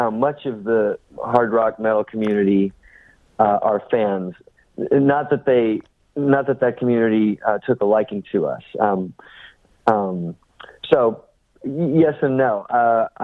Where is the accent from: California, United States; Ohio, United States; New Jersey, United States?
California, United States; San Francisco suburb; growing up in the San Francisco suburb that we did